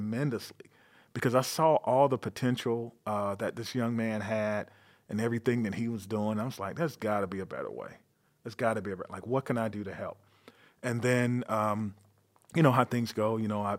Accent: North Carolina, United States; moved away as an adult; now in Madison, United States; I'm from North Carolina.

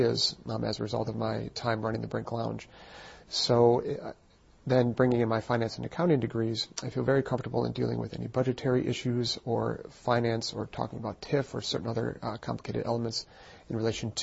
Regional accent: Madison, Wisconsin, United States; also born or lived in Eau Claire, Wisconsin; I'm from Madison. I was born and raised in Madison. I've lived on the west side my whole life.

